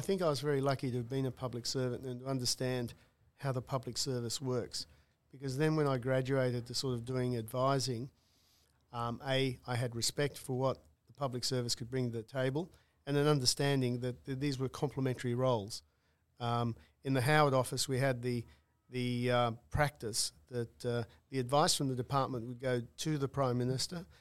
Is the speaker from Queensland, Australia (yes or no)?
no; Newcastle, New South Wales, Australia; having grown up in Newcastle